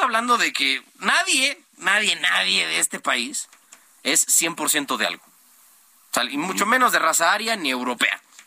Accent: Mexico; siendo mexicano, producto de un mestizaje de varias centurias

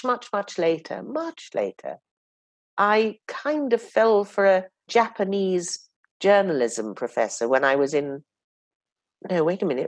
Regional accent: Oxford, South East England, United Kingdom; I was born and brought up in Oxford

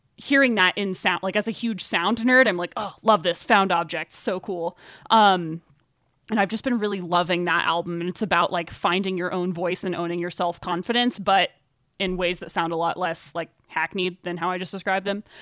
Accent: Arkansas, United States; moved away as an adult; also born or lived in Boulder, Colorado; now in Carbondale, United States; I actually started interning at the public radio station in my hometown in Arkansas

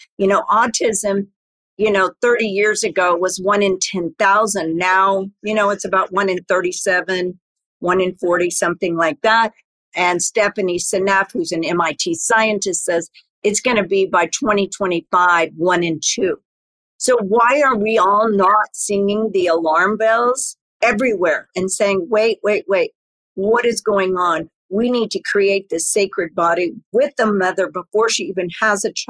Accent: Texas, United States; I grew up in Texas, and I grew up with a mother who was very natural

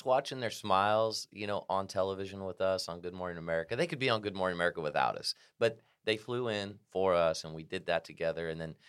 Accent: Kokomo, Indiana, United States; I got to go with Kokomo because I'm from Kokomo, Indiana.

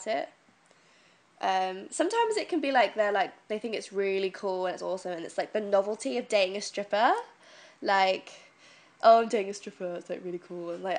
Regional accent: Devon, South West England, United Kingdom; moved away as an adult; now in London, United Kingdom; I'm originally from Devon. And I've been living in London almost 11 months now.

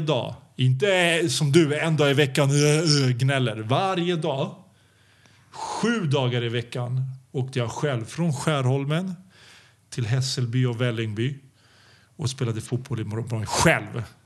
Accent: Serbia; also born or lived in Belgrade; now in Sweden; vi kommer ju från Balkan

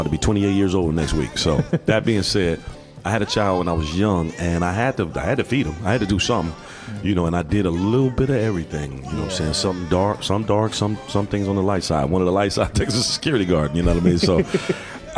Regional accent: Chicago, Illinois, United States; I grew up in Chicago, man, in, you know, 70s and 80s and 90s

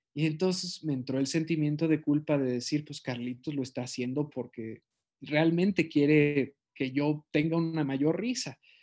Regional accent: Mexico; en mi país

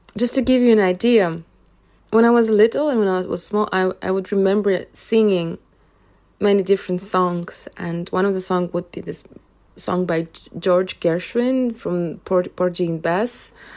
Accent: Russia; moved away; I spent my, all my childhood there

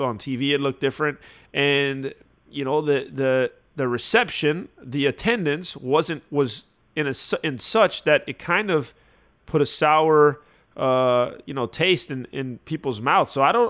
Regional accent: Florida, United States; Yeah, and listen, I'm a Florida boy, right? Like, I grew up in Florida.

